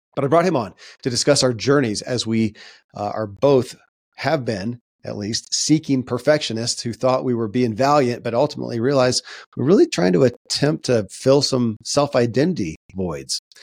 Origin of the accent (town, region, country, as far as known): Kentucky, United States; born or raised there